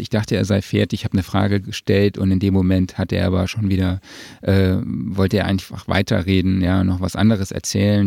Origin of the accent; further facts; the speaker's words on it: Saarland, Germany; vor allem als Saarländer